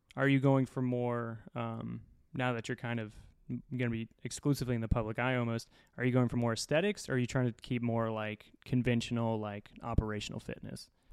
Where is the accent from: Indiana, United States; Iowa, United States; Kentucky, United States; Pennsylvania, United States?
Indiana, United States; moved away; Indiana, white trash